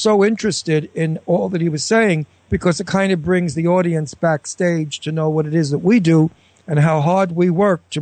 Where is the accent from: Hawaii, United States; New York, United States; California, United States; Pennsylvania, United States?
New York, United States; accent: Brooklyn New York; I've got a total Brooklyn New York accent